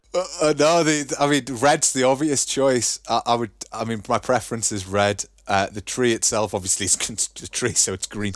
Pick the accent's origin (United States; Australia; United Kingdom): United Kingdom; Newcastle upon Tyne, North East England; now in Germany; I'm from Newcastle. And people usually, like, hear the accent and go, "Oh, all right, he's from Newcastle."